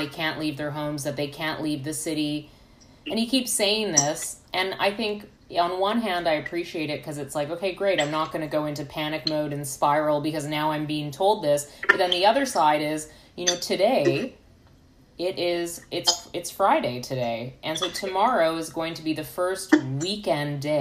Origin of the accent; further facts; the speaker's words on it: Canada; moved away as an adult; now in United States; as a Canadian, and I've only lived in the States for like a year and a half